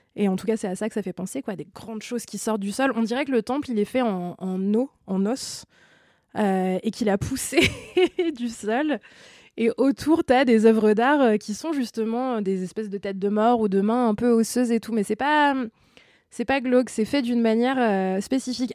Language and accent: French; France; Nous, en tant que Français et euh, membres de l'espace Schengen